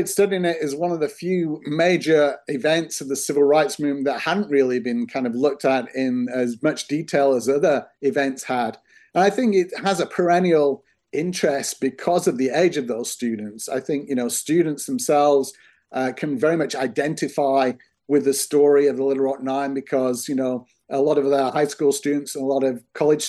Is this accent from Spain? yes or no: no; United Kingdom; You know, I'm from the United Kingdom originally. I did my work there.